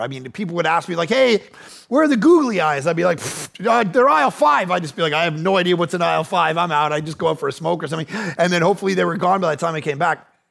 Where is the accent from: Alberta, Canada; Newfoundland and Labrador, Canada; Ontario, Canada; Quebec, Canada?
Ontario, Canada; Ajax; now in Vancouver, Canada; I'm actually from Ajax, just outside of Toronto